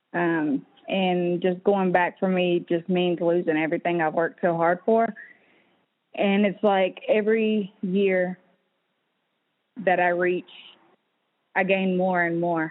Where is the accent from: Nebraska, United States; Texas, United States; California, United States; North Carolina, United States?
North Carolina, United States; Cherokee; I grew up in Cherokee, North Carolina, Paint Town community, with my mom mostly